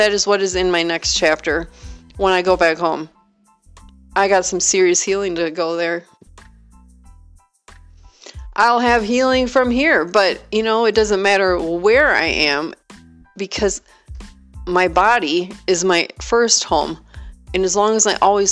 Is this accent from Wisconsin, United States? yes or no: yes; Wisconsin, United States; born or raised there; moved away